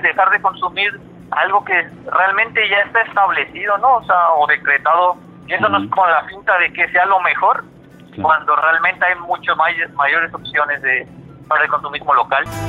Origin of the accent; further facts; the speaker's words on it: Puebla, Mexico; somos de aquí de Puebla